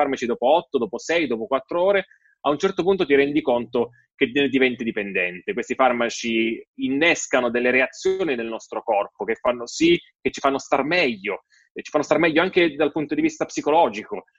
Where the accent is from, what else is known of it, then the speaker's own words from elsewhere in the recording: Italy; sono nato in Italia e non lì